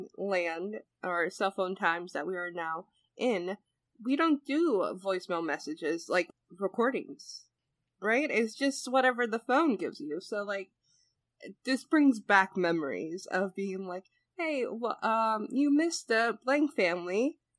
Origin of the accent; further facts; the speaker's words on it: Northeast, United States; because I'm from the Northeast and we talk fast, especially faster than the Midwest.